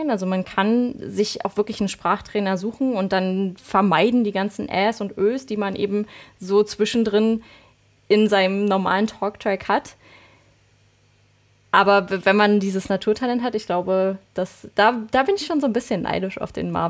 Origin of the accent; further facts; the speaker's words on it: Berlin, Germany; accent: Berlin; dass man extrem hört, äh, wo ich herkomme. Und das wollte ich irgendwann, das habe ich tatsächlich raustrainiert, dass man meinen Berlinern nicht mehr so dolle hört.